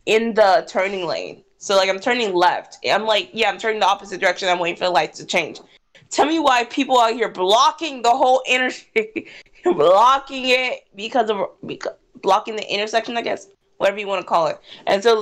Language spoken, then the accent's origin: English; Jacksonville, Florida, United States; now in Gainesville, United States; I'm from Jacksonville